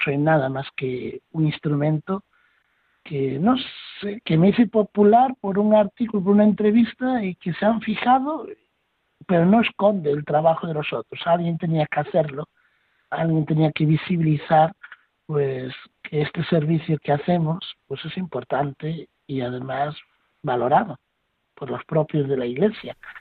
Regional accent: Spain

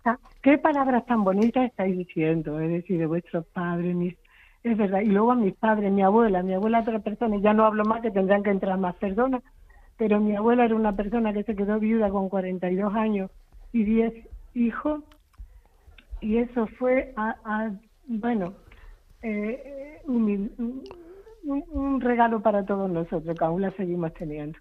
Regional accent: Seville, Andalusia, Spain; moved away as an adult; now in Isla Cristina, Spain; soy sevillana, pero llevo 35, 36 años en Isla Cristina.

